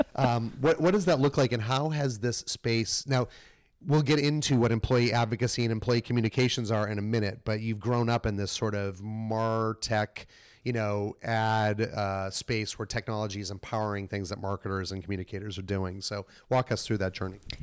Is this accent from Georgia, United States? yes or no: no; Melrose, Massachusetts, United States; moved away; also born or lived in Boston; I grew up in Melrose, just outside of s, the city, lived in the city